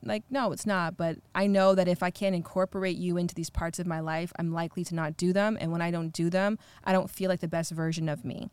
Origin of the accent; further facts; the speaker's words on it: Ontario, Canada; I'm from Canada